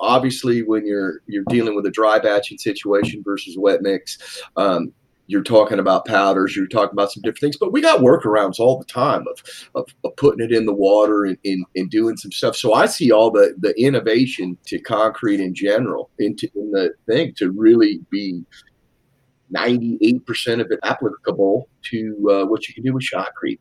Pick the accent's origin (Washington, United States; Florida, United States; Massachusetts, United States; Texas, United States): Washington, United States; Seattle; moved away as an adult; now in East Coast, United States; I'm from Seattle originally